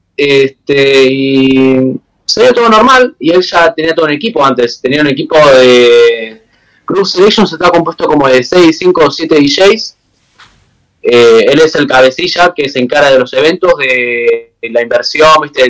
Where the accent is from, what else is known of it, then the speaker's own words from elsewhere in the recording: Buenos Aires, Argentina; yo soy originario de Buenos Aires